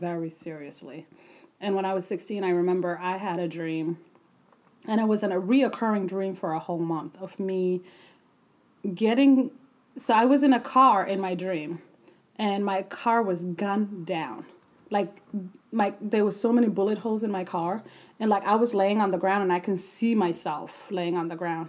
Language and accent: English; South Dakota, United States; also born or lived in Ethiopia / Sudan; I grew up in South Dakota